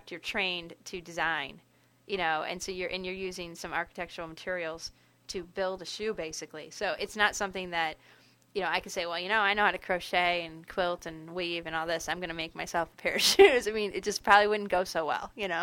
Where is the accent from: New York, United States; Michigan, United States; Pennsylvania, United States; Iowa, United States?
Michigan, United States; Detroit; now in Grand Rapids, United States; from Metro Detroit. I live in Grand Rapids now on the west side of the state